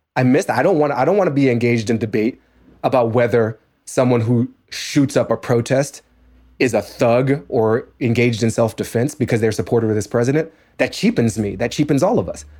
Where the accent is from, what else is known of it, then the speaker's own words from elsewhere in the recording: Washington, District of Columbia, United States; moved away; the Washington Post, my hometown paper